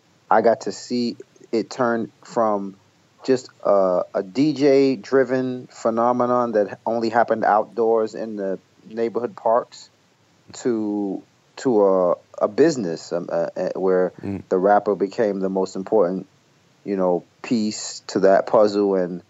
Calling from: New Jersey, United States; also born or lived in Brooklyn; I'm in New Jersey. I live in Jersey now. I moved from Brooklyn in 2006.

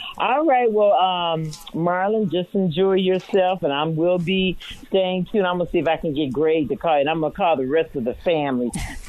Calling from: Atlanta, Georgia, United States; Yes, I'm calling from Atlanta, Georgia. We've been down here now for about like 18 years.

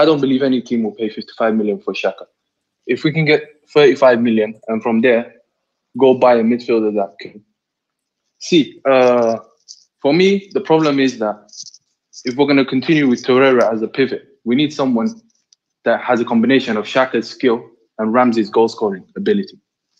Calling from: Doha, Qatar; I'm speaking from Doha, Qatar.

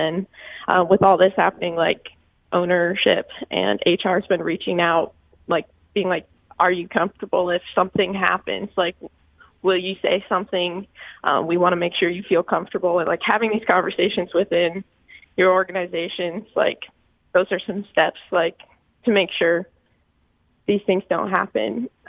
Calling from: Groton, Connecticut, United States; Yeah, I'm calling from Groton.

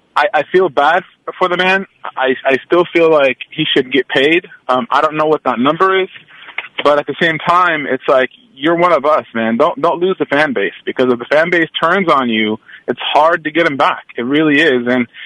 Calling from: Oakland, California, United States; Good morning. … from Oakland.

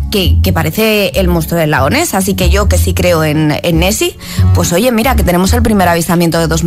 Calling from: Madrid, Community of Madrid, Spain; de Madrid y soy un desastre en todos los deportes que tengan que ver con balones.

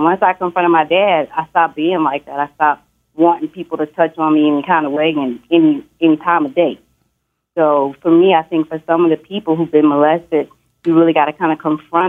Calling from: Dallas, Texas, United States; I'm calling from Dallas.

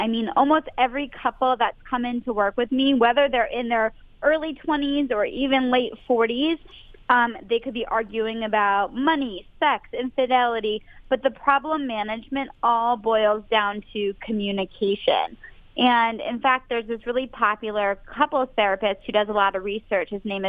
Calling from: Boston, Massachusetts, United States; I'm calling from Boston, Massachusetts.

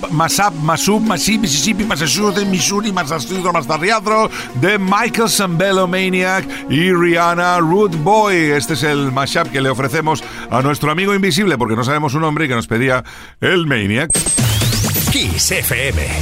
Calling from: Cartagena, Region of Murcia, Spain; Soy … desde Cartagena.

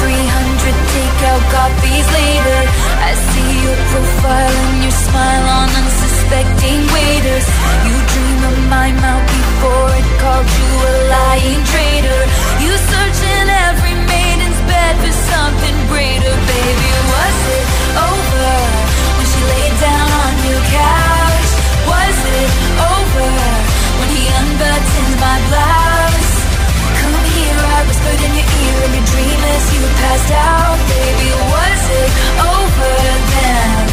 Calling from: Madrid, Community of Madrid, Spain; de Madrid y mi voto va

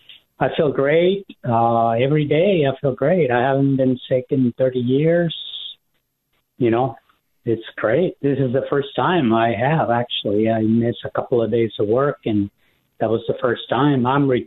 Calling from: Phoenix, Arizona, United States; Hello, Dr. Bob. I'm from Phoenix, and I'm 70 years old.

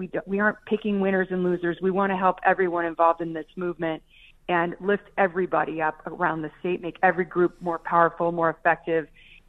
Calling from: Colorado, United States; I'm in Douglas County at my house with lots of kiddos running around here because it's a holiday weekend.

